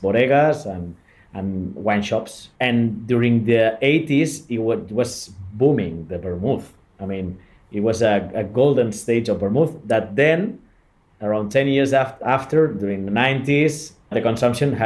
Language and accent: English; Barcelona, Catalonia, Spain; I'm from Barcelona. I was born in a family-owned winery in Barcelona province